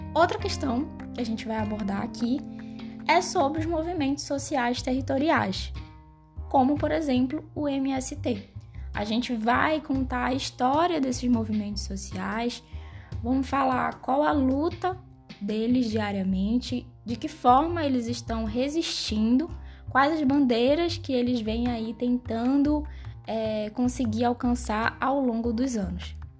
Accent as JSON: {"language": "Portuguese", "town": "Belém", "region": "Pará", "country": "Brazil", "tie": "born or raised there", "moved": "as an adult", "lives_now": "Goiânia, Brazil", "said": "Eu nasci e fui criada em Belém do Pará, mas desde o ano passado me mudei aqui para Goiânia"}